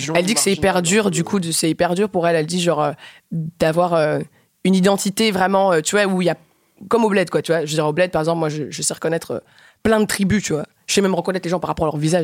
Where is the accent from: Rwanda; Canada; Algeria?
Rwanda; now in Belgium; j'ai grandi en Afrique. Notre culture, la culture en tout cas du Rwanda où j'ai fait mon adolescence